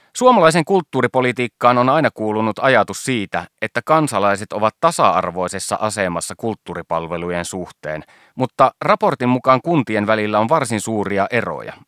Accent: Savonlinna, South Savo, Finland; Olen itse Savonlinnasta kotoisin

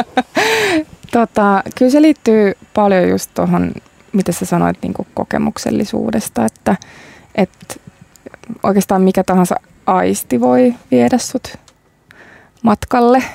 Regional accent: Tampere, Pirkanmaa, Finland; now in Helsinki, Finland; mistä olen kotoisin, eli Tampereelta, sisämaasta

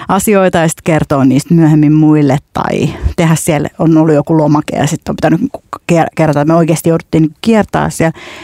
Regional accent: Finland; mä sanoin, että Suomesta

